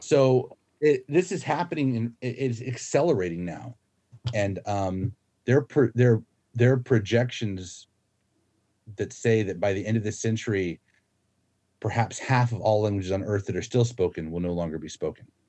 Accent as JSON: {"language": "English", "region": "Florida", "country": "United States", "tie": "born or raised there", "moved": "as an adult", "lives_now": "Australia", "said": "So my home state is Florida"}